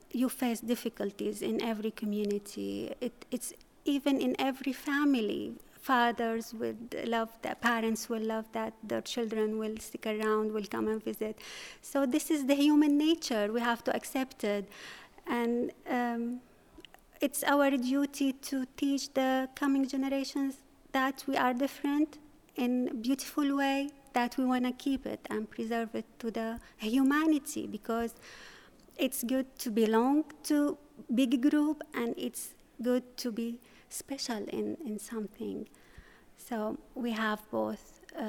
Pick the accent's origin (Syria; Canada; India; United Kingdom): Syria; moved away; I'm from Syria. I came here like 9 years ago. We used to speak Aramaic in our house, with Arabic, of course, because Arabic is the official language of Syria.